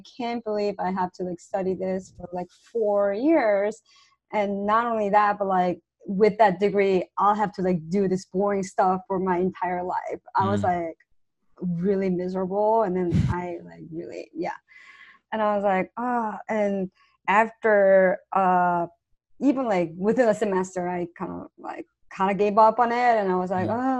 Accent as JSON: {"language": "English", "country": "South Korea", "tie": "born or raised there", "second_language": "English", "moved": "as an adult", "said": "So I'm not from here. I'm actually from South Korea."}